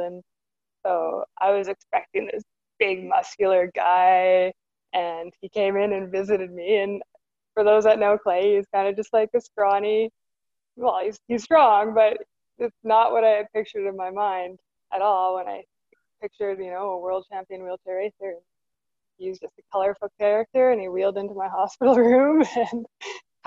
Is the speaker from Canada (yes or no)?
yes; Moose Jaw, Saskatchewan, Canada; I'm from Moose Jaw